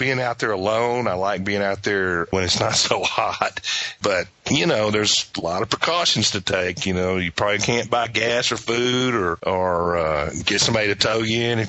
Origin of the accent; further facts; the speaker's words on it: Texas, United States; growing up in Texas, you know, one of my favorite things to do was to fish at night.